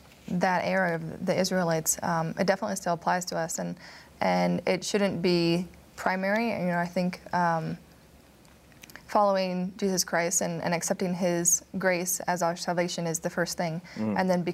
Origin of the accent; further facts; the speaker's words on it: Maryland, United States; I'm also from Maryland.